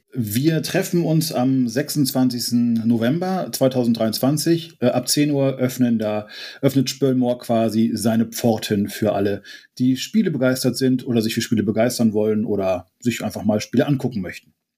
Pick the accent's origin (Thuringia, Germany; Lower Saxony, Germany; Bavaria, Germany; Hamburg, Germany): Lower Saxony, Germany; Friesland; ich komme ja auch aus Friesland und hier ist viel Moorgebiet